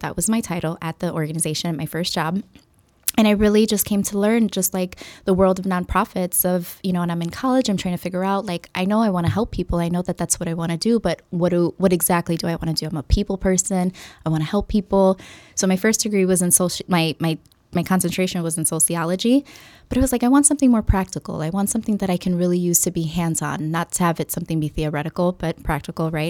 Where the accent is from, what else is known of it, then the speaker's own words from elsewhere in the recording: Chicago, Illinois, United States; first language English; growing up in Humboldt Park and, um, having the majority of my father's family here, um, in Chicago